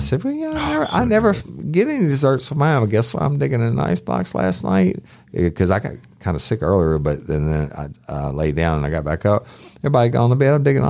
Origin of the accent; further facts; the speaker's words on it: South Louisiana, United States; We're from South Louisiana